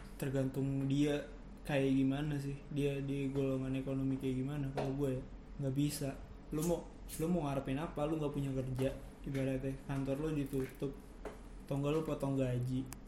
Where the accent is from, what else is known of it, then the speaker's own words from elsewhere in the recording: Indonesia; gue lahirnya di Indonesia